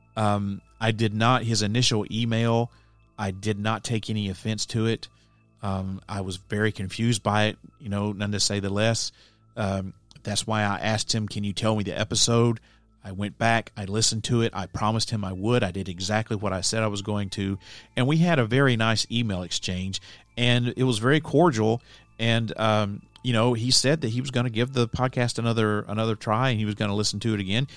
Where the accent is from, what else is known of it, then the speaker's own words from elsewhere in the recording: Alabama, United States; moved away as an adult; also born or lived in Nashville area, Tennessee; now in Nashville, United States; My home state is Alabama. I grew up there and I lived there until the end of two thousand two when I moved here to the Nashville area